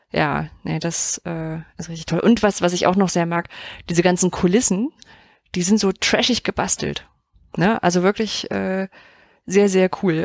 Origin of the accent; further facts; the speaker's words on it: East Germany, Germany; ich bin ja im Osten groß geworden